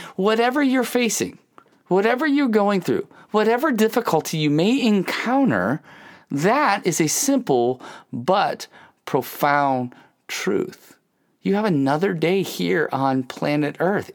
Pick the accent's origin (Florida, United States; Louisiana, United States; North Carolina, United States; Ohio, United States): Ohio, United States; I grew up in Ohio